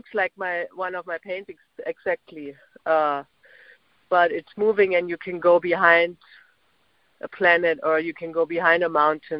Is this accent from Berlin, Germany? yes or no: yes; Berlin, Germany; English is a second language; moved away as an adult; now in New York, United States; And also, I'm an immigrant, so I mean, I don't know, but that probably has to do something too. I mean, I immigrated from Berlin to New York in 1998